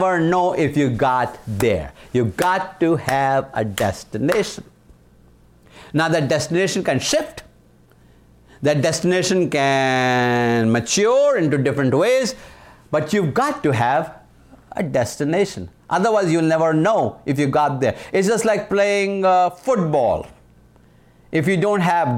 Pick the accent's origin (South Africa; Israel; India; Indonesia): India; moved away as an adult; now in United States; I was from India, so we spoke British English